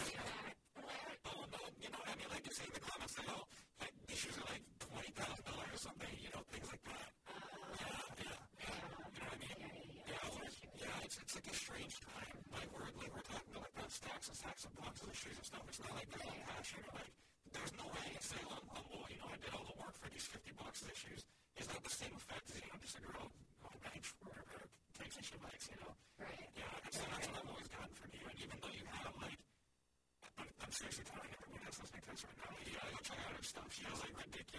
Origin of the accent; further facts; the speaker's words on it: Hawaii, United States; I'm a kid from Hawaii